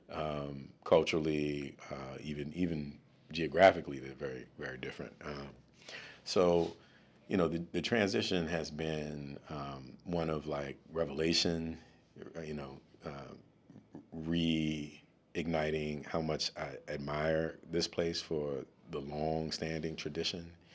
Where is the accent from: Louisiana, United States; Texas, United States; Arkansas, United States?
Louisiana, United States; New Orleans; also born or lived in Washington, D.C.; now in Baltimore, United States; I'm from New Orleans